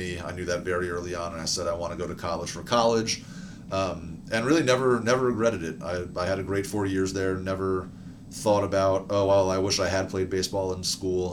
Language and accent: English; western New Jersey, United States; moved away as an adult; also born or lived in New York; now in Durham, United States; I grew up in New Jersey, in the western part of New Jersey.